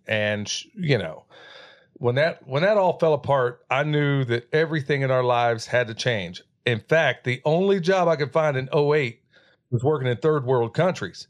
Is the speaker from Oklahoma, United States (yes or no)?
yes; Oklahoma, United States; moved away; where I grew up in Oklahoma